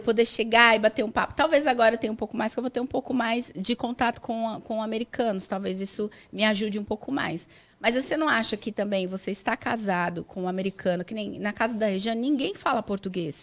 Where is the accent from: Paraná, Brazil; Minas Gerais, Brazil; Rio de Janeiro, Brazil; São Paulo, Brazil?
São Paulo, Brazil; moved away as an adult; now in United States; Só eu que nasci em São Paulo.